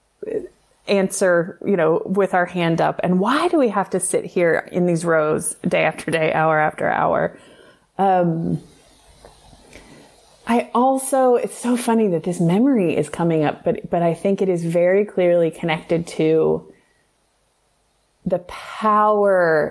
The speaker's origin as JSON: {"language": "English", "region": "the South", "country": "United States", "tie": "born or raised there", "said": "I grew up in the South. Like, to be a young girl in the South"}